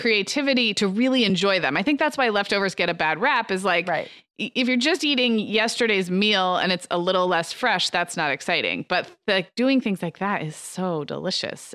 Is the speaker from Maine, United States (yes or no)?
no; Santa Barbara, California, United States; Santa Barbara, my hometown